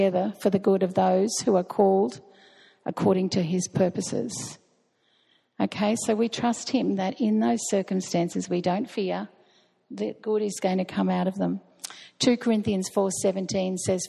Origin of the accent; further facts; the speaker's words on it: Australia; we're Australian